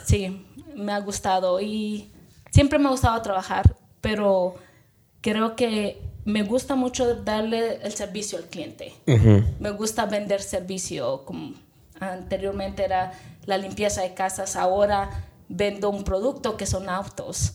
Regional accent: Chihuahua, Mexico; moved away as an adult; now in United States; Yo soy originalmente de Chihuahua, México, y me vine casi a la edad de los 18 años, justamente después de que terminé

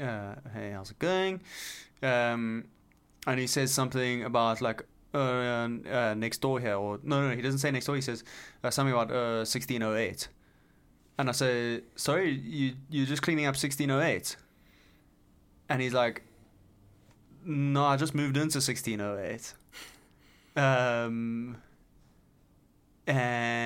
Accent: South Africa; moved away; South African

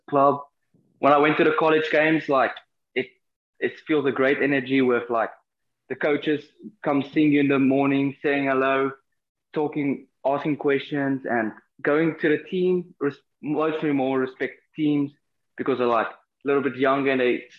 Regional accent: South Africa; moved away as an adult; now in Florida, United States; I come from South Africa

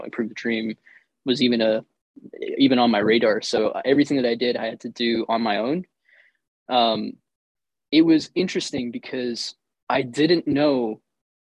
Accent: Florida, United States; also born or lived in India; I have grown up in the US. All of my memories have been here

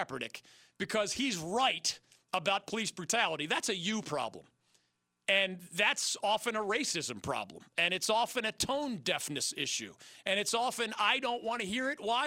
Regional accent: Philadelphia, Pennsylvania, United States; moved away as an adult; also born or lived in Miami; now in North Carolina, United States; my hometown of Philadelphia

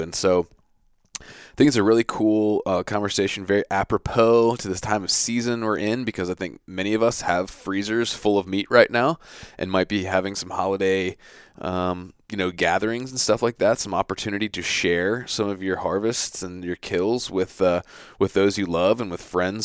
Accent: Virginia Beach, Virginia, United States; also born or lived in Centreville, Virginia; I grew up in Virginia Beach

